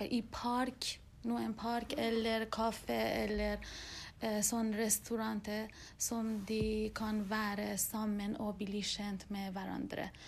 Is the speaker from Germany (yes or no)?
no; Iran; now in Norway; da jeg var barn i Iran